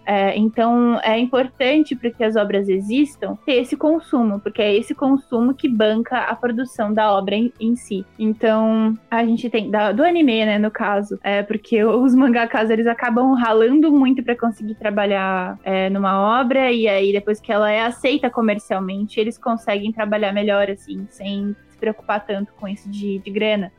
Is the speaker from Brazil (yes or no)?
yes; Brazil; nós somos mulheres brasileiras